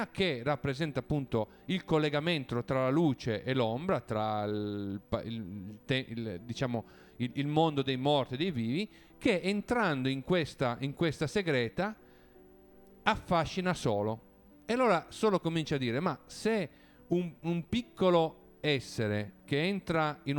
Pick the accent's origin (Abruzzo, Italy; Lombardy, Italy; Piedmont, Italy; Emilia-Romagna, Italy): Piedmont, Italy; Quindi parte dal Piemonte, uno perché io sono piemontese, abito a Torino, è il posto che conosco meglio